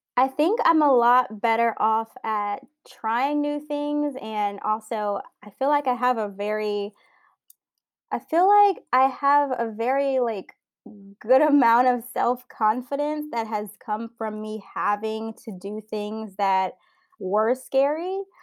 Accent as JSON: {"language": "English", "region": "South Louisiana", "country": "United States", "tie": "born or raised there", "moved": "yes", "lives_now": "San Francisco, United States", "said": "I grew up in South Louisiana"}